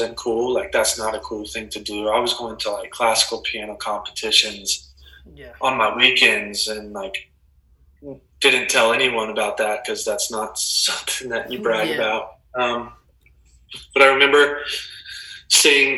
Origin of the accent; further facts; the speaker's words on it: Tulsa, Oklahoma, United States; I'm from Tulsa, Oklahoma, basically the middle of nowhere